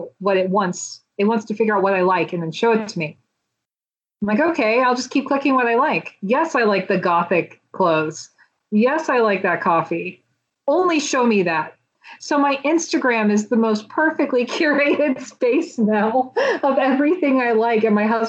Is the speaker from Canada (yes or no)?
no; the South, United States; because I grew up in the South and I didn't really know anyone else that was into this.